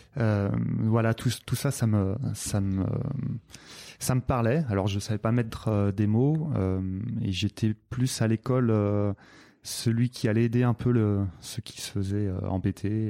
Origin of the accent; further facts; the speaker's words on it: Nantes, Pays de la Loire, France; je suis né à Nantes